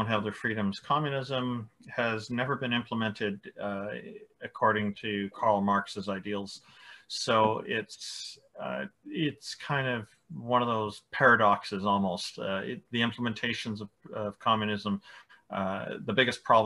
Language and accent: English; Canada; I'm Canadian